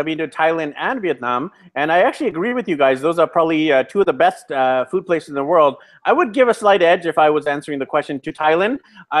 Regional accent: Vancouver, British Columbia, Canada; now in Medellin, Colombia; I'm actually from Vancouver, BC, Canada, which is just north of you guys, and it's also very expensive.

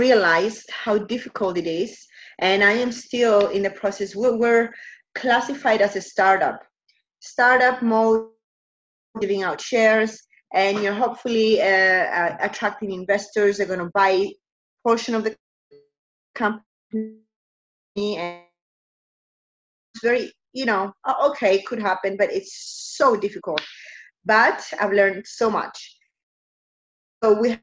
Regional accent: Cyprus; moved away; also born or lived in United States; I am from Cyprus, but I spent quite a long time in the United States

